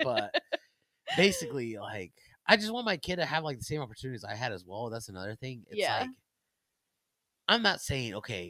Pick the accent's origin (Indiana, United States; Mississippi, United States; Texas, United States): Indiana, United States; Plymouth; I grew up in Plymouth area.